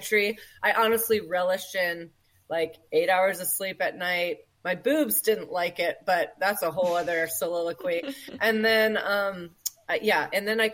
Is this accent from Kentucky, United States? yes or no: no; Ohio, United States; moved away as an adult; also born or lived in California; we moved from California, which is right to Ohio, where life for us, you know, Aaron and I were born and raised here, is much simpler